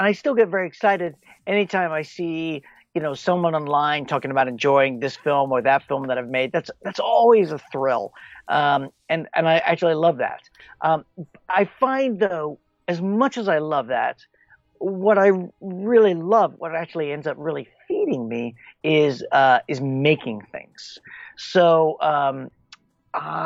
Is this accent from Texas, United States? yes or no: yes; Texas, United States; born or raised there; also born or lived in England